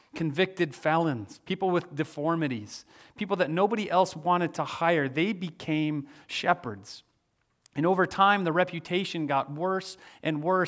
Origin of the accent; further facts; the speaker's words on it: Midwest, United States; moved away; also born or lived in Manhattan, New York; I'm from the Midwest